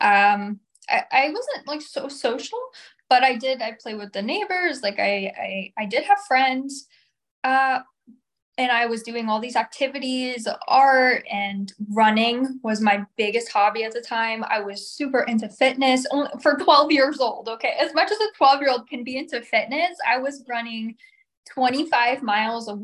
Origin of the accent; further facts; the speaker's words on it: Albany, New York, United States; moved away as an adult; now in San Diego, United States; I actually was born and raised until I was 20 in upstate New York. I was from Albany, Saratoga County area